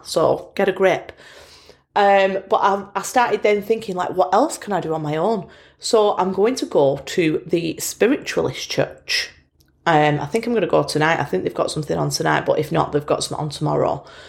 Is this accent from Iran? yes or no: no; Bolton, North West England, United Kingdom; accent: Bolton; my Bolton accent